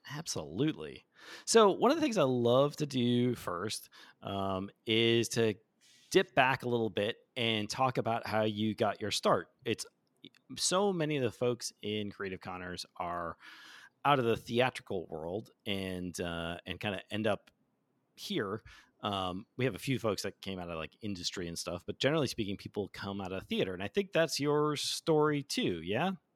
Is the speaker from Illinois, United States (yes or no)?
yes; Chicago, Illinois, United States; moved away; I'm from Chicago, eh, originally